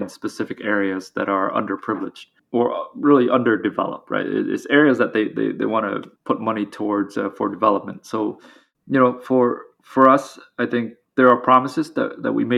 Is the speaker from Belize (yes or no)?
no; Vietnam; moved away; I grew up in Vietnam, all the other founders did as well.